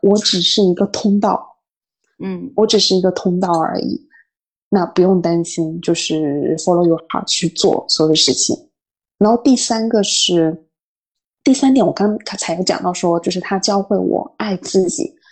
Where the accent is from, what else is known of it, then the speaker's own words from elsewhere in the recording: Fujian, China; moved away as an adult; also born or lived in northern China; now in Paris, France; 我们闽南那边会很讲究说食欲